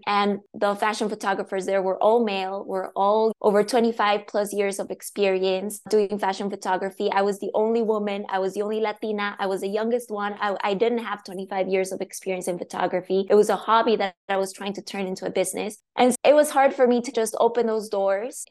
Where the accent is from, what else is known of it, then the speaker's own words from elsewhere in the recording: La Paz, Bolivia; English is a second language; moved away as an adult; now in Seattle, United States; I was born and raised in Bolivia. I grew up there. So I moved to the US in 2013.